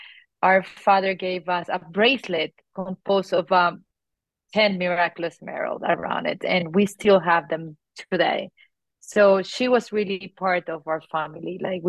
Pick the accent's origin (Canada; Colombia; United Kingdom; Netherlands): Colombia; Yes, I grew up in Colombia, South America. I am the oldest of five, grew up on a Catholic family